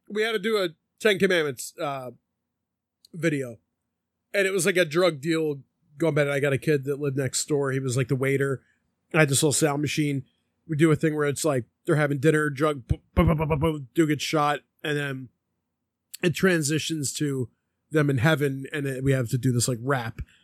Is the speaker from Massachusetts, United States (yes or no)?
no; Philadelphia, Pennsylvania, United States; growing up in Philly